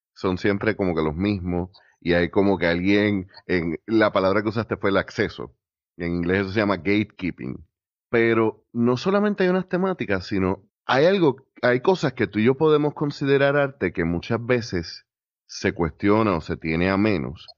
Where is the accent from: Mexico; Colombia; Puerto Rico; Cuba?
Puerto Rico